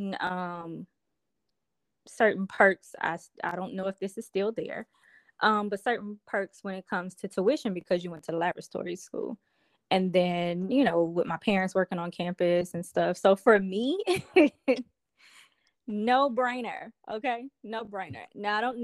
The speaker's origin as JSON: {"language": "English", "area": "Ruston-Grambling area", "region": "North Louisiana", "country": "United States", "said": "I am a country girl. And I'm from North Louisiana. I'm actually from the Rustin-Grambling area"}